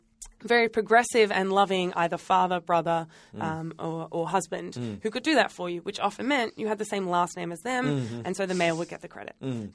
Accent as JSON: {"language": "English", "region": "New South Wales", "country": "Australia", "moved": "yes", "lives_now": "Western Australia, Australia", "said": "But originally I'm from New South Wales"}